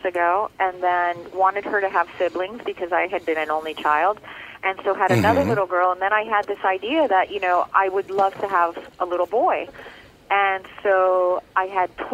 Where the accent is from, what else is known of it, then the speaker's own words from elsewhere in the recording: Miami, Florida, United States; first language Spanish; English is a second language; I grew up in Little Havana in Miami, and now I'm very much back home and in my element.